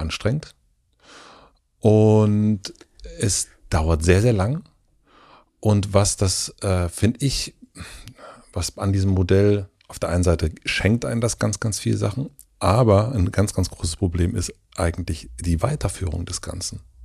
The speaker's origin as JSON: {"language": "German", "region": "southern Brandenburg", "country": "Germany", "moved": "yes", "said": "ich komme ursprünglich aus Südbrandenburg"}